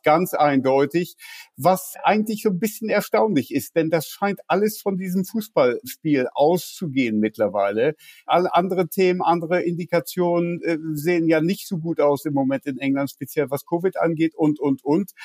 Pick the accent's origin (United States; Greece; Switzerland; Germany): Germany; now in London, United Kingdom; ich bin mittlerweile, naja, ich würde sagen, mehr Brite als Deutsche. 36 äh, Jahre in Großbritannien, britischer Staatsbürger